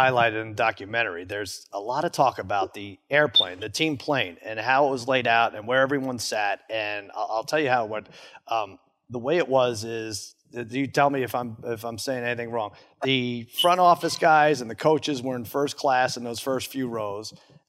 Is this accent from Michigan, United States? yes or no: no; Long Island, New York, United States; I grew up in Long Island. I was a big Mets fan, 15 years old when you guys took home the title